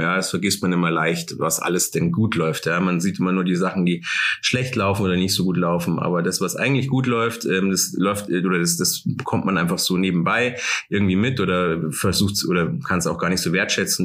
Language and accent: German; Starnberg, Bavaria, Germany; also born or lived in Munich / Oberhaching; now in Taufkirchen, Germany; Ich bin in Starnberg geboren, ja. Ich komme aus der Starnberger Ecke